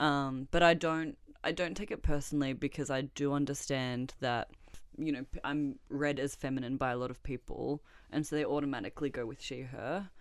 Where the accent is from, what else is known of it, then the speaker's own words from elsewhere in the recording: Melbourne, Victoria, Australia; born and raised in Melbourne